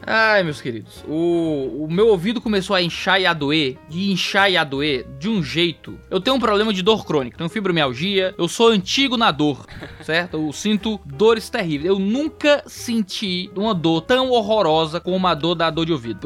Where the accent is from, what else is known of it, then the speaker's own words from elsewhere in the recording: Ceará, Brazil; Saí do Ceará, couro fino, cearense.